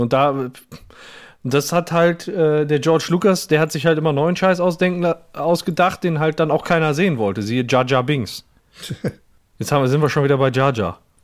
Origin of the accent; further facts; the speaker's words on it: Gelsenkirchen, North Rhine-Westphalia, Germany; ich bin ja in Gelsenkirchen-Burg geboren